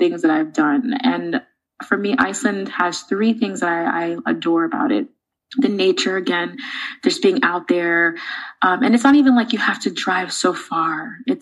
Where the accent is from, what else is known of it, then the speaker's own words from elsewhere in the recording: New York City, New York, United States; I grew up in the Bronx in New York City